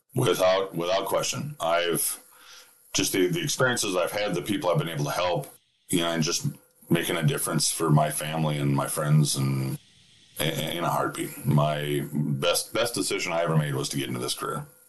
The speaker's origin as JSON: {"language": "English", "region": "Minnesota", "country": "United States", "said": "I'm from Minnesota."}